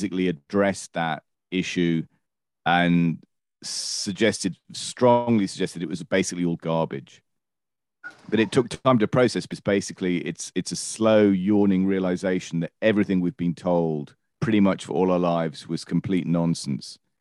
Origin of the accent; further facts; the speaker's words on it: United Kingdom; I'm British, as a kid went through the winter of discontent in the late 70s